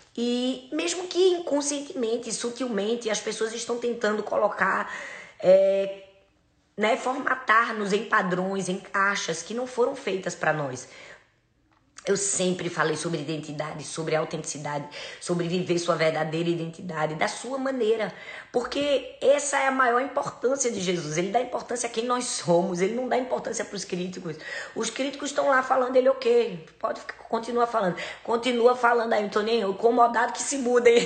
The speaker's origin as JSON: {"language": "Portuguese", "region": "Northeast Region", "country": "Brazil", "said": "eu sou nordestina"}